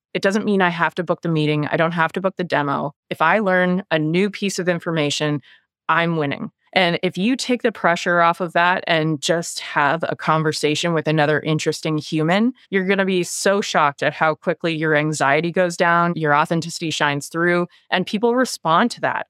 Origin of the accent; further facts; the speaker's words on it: Halifax, Nova Scotia, Canada; Born and raised in Halifax, Nova Scotia, on the east coast of Canada